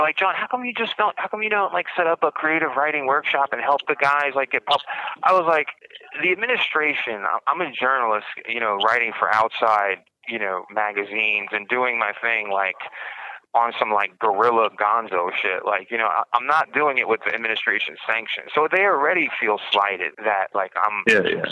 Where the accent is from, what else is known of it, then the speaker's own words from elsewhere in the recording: New York City, New York, United States; I'm from Brooklyn